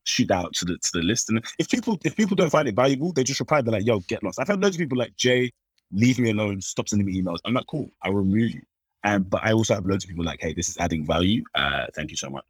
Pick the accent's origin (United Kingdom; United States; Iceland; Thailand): United Kingdom; London; I was born and born and raised in London